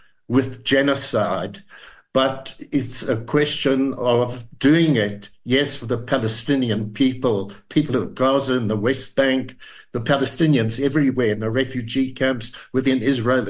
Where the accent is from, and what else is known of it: South Africa